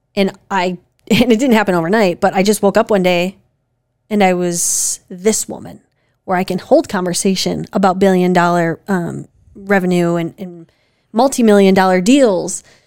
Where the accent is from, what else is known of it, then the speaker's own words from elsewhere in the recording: Wisconsin, United States; we're from Wisconsin